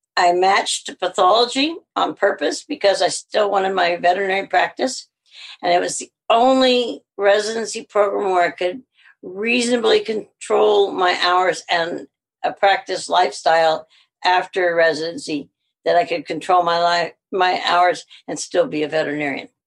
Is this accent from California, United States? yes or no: no; Missouri, United States; accent: southern; moved away as an adult; also born or lived in Alabama; now in Winnipeg, Canada; I grew up in Missouri